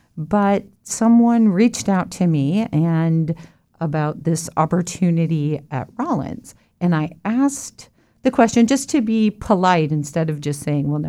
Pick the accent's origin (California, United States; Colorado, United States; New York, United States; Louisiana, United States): Colorado, United States; also born or lived in Texas / Illinois; Well, I consider myself from Colorado, but I was born in Texas, and my family moved from Texas to Illinois and then to Colorado.